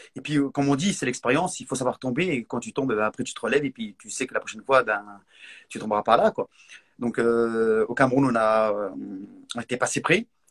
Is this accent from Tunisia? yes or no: no; Morocco; moved away; quand j'étais petit, quand j'étais au Maroc